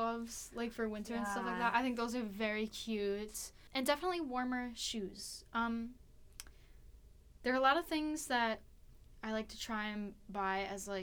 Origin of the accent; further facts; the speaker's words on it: Wisconsin, United States; I'm from Wisconsin